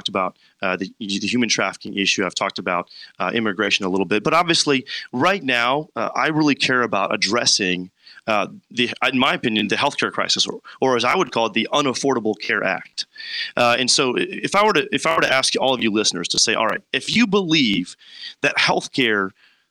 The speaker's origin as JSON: {"language": "English", "town": "Warrenville", "region": "Illinois", "country": "United States", "said": "I am from Warrenville."}